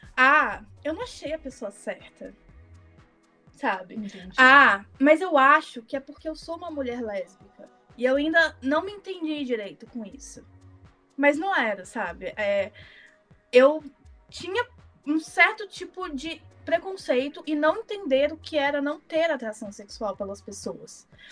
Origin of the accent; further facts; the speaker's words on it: Minas Gerais, Brazil; accent: mineiro; eu sou mineira, então se o sotaque sair aí, vocês já sabem de onde que é.